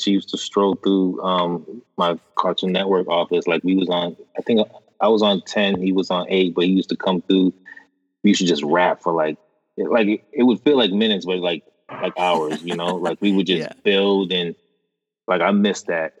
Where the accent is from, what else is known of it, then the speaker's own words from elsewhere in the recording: Boston, Massachusetts, United States; we're from Boston.